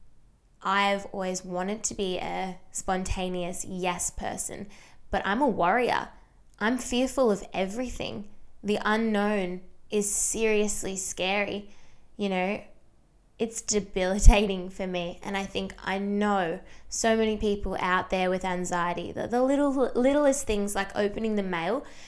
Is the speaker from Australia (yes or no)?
yes; small town an hour from Melbourne, Victoria, Australia; being a small town girl, I have actually not left my hometown in 3 years